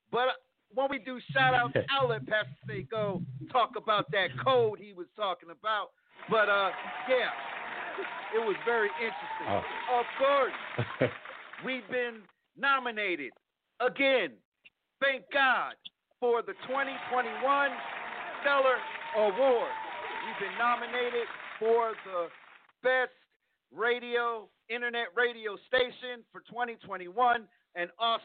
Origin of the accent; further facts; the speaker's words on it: Plainfield, New Jersey, United States; now in Texas, United States; my hometown of Plainfield, New Jersey